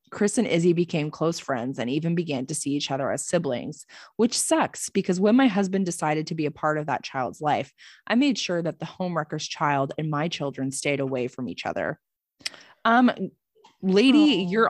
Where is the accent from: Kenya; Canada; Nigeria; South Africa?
Canada; Alberta; So a bit of a backstory. I'm a Canadian ooh, ooh, from Alberta.